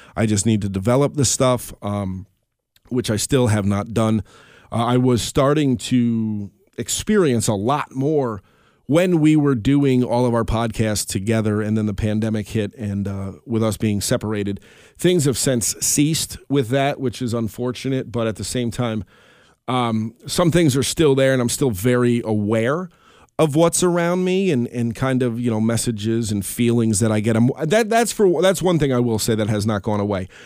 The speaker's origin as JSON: {"language": "English", "town": "Albany", "region": "New York", "country": "United States", "said": "we're from the Albany area."}